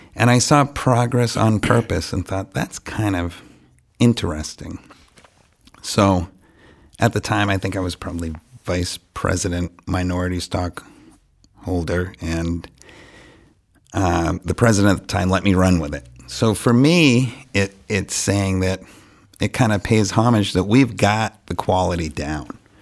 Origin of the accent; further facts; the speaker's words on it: Franklin, United States; I was born and raised in Franklin